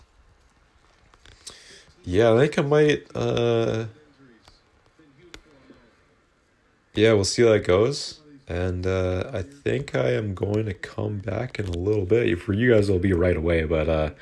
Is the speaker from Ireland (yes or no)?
no; Canada; I'm Canadian